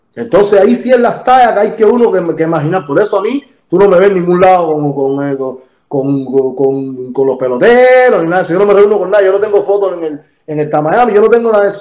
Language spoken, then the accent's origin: Spanish; Cuba; yo soy de San Miguel